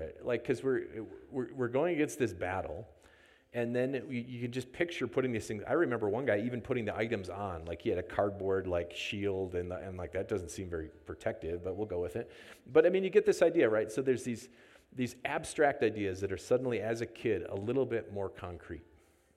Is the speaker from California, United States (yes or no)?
no; Wisconsin, United States; moved away; where I grew up in Wisconsin